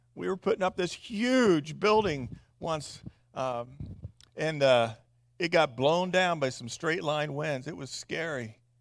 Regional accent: Midwest, United States; I'm from the Midwest and being from an agrarian culture

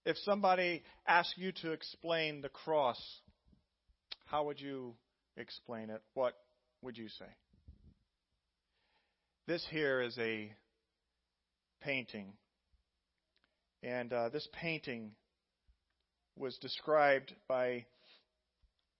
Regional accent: Indiana, United States; moved away; my home state of Indiana, 3 miles from the farm I grew up

